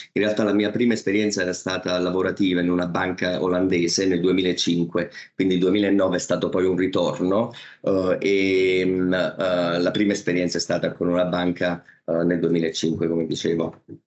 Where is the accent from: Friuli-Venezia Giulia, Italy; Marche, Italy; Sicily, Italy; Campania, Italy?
Campania, Italy; Naples; moved away as an adult; now in Mumbai, India; l'essere eh, napoletano